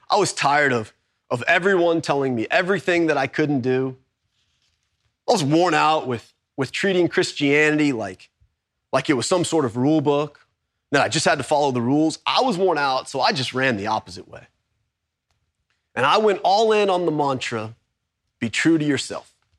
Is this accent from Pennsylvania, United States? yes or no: no; Kingwood, Texas, United States; also born or lived in Baton Rouge, Louisiana / Tomball, Texas; I was born in Baton Rouge. I was, I was raised in, in Kingwood, Texas